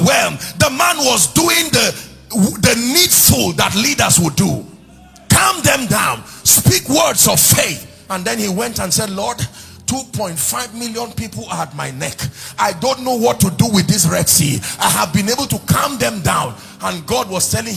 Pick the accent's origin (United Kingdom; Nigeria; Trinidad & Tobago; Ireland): Nigeria; as a Nigerian, as an African, living in this day and this time